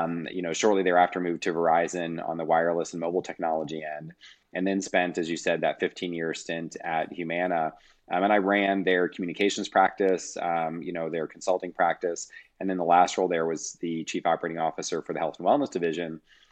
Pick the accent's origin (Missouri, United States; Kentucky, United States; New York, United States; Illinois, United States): Kentucky, United States; And so I grew up in Northern Kentucky, Cincinnati, Ohio area, undergrad and master's degree, all in the Midwest at the University of Louisville in their entrepreneurial program.